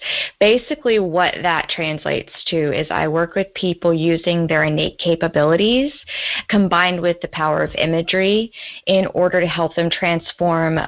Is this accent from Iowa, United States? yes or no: no; Georgia, United States; moved away; also born or lived in Washington State; I was from the South, and I still really see my roots down in the South, in the southeastern United States, in Georgia